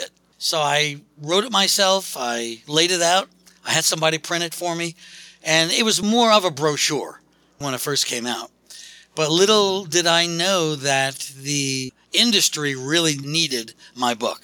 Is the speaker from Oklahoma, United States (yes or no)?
no; New York City, New York, United States; moved away as an adult; now in Philadelphia, United States; I'm geographically from New York City. I've been living in Philadelphia, Pennsylvania for the last 30-something years